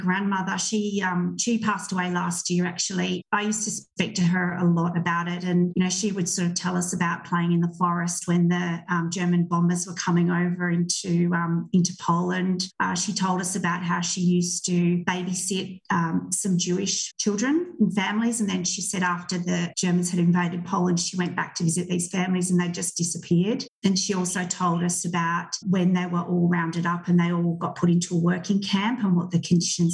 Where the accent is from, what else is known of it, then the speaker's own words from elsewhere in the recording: Canberra, Australian Capital Territory, Australia; also born or lived in Darwin, Northern Territory / Victoria; I was born in Darwin in the Northern Territory, but I mostly grew up in Canberra in the ACT